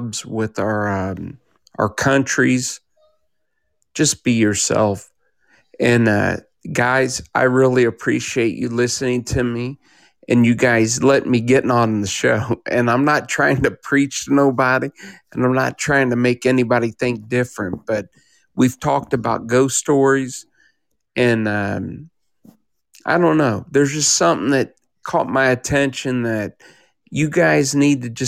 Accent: Kansas City, Midwest, United States; I'm from Kansas City

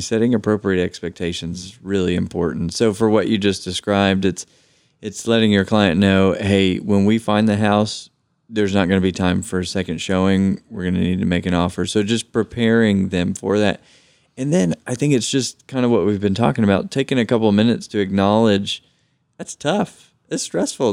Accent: Knoxville, Tennessee, United States; I was born and raised here in Knoxville

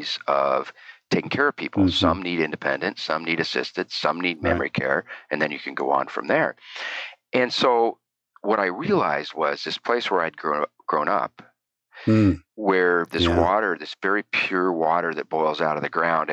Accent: Eastern Oregon, United States; I grew up in a pretty cool place in Eastern Oregon.

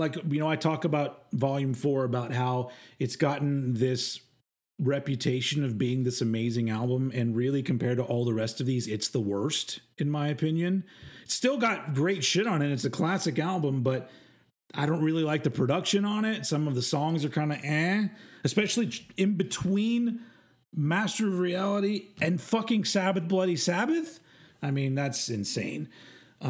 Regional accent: United States; I'm American

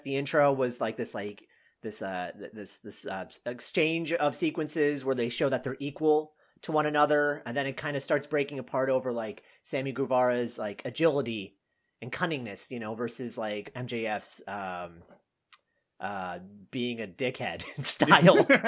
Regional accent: Canada; now in Austin, United States; I grew up in Canada

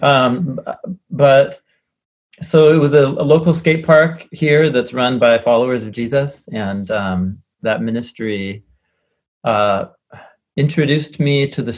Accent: Portland, Oregon, United States; I'm a guy from Portland, and I grew up here in Portland

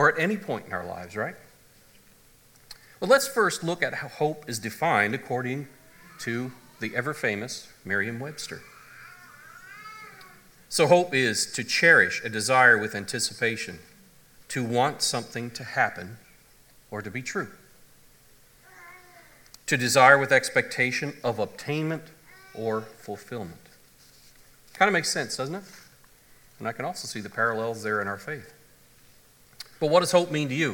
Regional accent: Canada; moved away; I come from the Anglican church, the Episcopalian church back in Canada

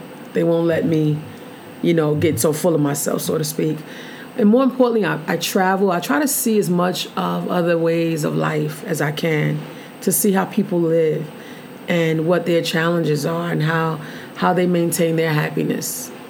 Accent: Mississippi, United States; Born and raised in Mississippi, and we've made it.

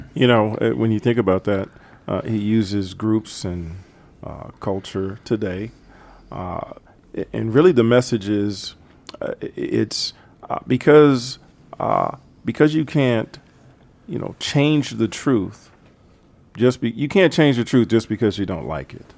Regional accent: Herndon, Virginia, United States; moved away as an adult; now in Pittsburgh, United States; Home is Herndon, Virginia

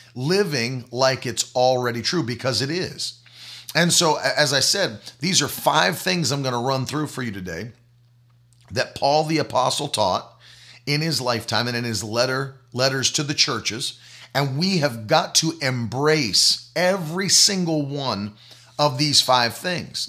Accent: the South, United States; I come from the South

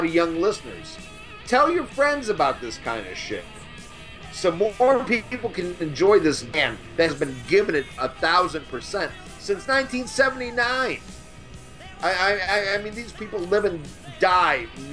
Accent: Kankakee, Illinois, United States; now in New Orleans, United States; back where I grew up in Kankakee, Illinois

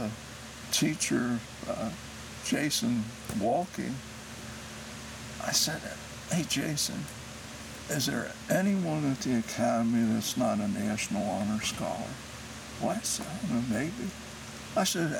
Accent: Cincinnati, Ohio, United States; now in Batesville, United States; a kid growing up in Price Hill

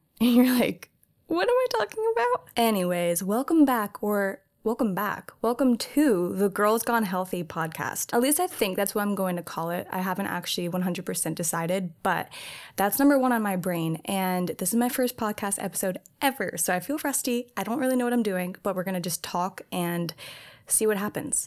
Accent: New Jersey, United States; moved away as an adult; now in Orange County, United States; very small town in New Jersey. I grew up there pretty much my entire life, well, all my life

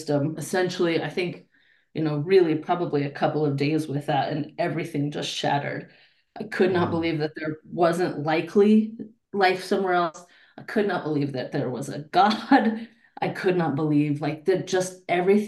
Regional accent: Denver, Colorado, United States; I was born and raised in Denver, been here my whole life, Denver, Colorado

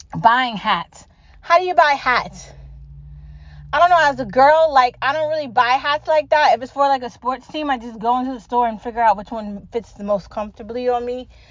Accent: United States; I am an American citizen born here

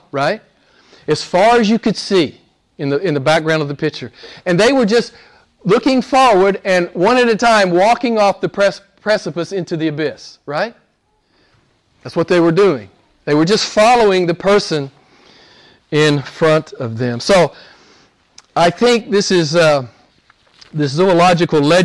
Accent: United States; I'm an American

